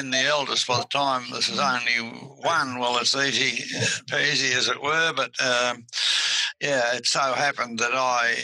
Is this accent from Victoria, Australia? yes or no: yes; Hamilton, Victoria, Australia; still in the home farm where I was born in Hamilton, of course, but still on the farm where I grew all my life and still there.